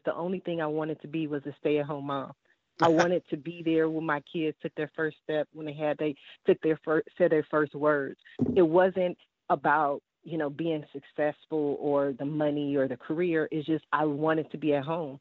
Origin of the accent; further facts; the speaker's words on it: Columbus, Ohio, United States; also born or lived in Washington, D.C.; now in California, United States; I was born in Washington, D.C., and I left there when I was two, and then I moved to Columbus, Ohio. So I've been in California since 85, but just my heart, just growing up, you know, I'm still that Columbus girl